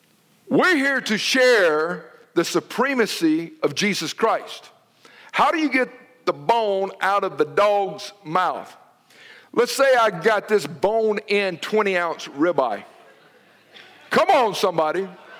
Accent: Noonan, United States; Especially in them Sooners and Mutts where I grew up in Noonan. We didn't have no dogs of pedigree.

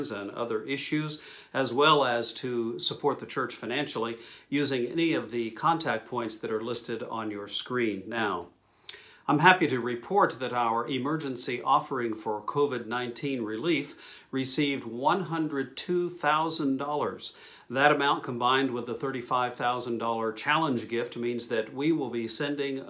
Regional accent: New Mexico, United States; my hometown in New Mexico

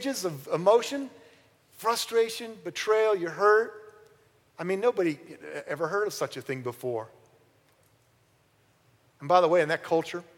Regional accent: Hibbing, Minnesota, United States; moved away; Part of my life, I grew up in Hibbing, Minnesota

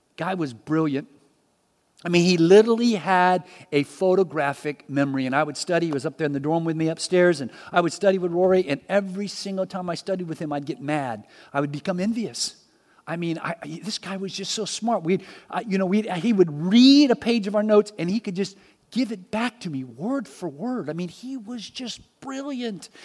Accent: Miami, Florida, United States; I was born in Miami

